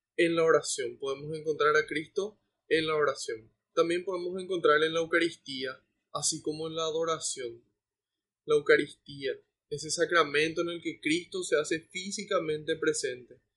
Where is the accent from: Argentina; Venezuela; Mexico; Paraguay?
Paraguay; como iglesia paraguaya